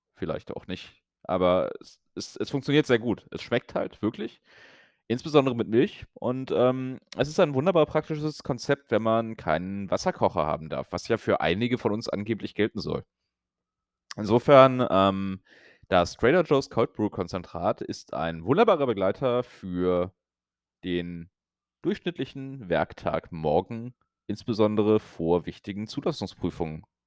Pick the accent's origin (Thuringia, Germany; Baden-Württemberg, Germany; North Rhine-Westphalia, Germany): North Rhine-Westphalia, Germany; Brühl; moved away; also born or lived in Berlin; Köln bzw. Brühl an dem Tag. Bin dann also bei meinen Eltern und in meiner Heimat